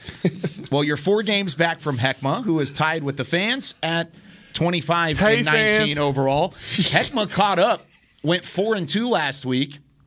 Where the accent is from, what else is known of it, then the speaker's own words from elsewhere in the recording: Waco, Texas, United States; moved away; a place special in my heart, all the way down from Central Texas, the Super Syntex region of Waco, my hometown.